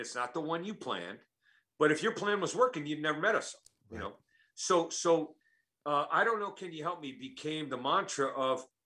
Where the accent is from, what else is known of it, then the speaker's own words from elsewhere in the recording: Oakland, California, United States; I was born and raised in Oakland, okay. California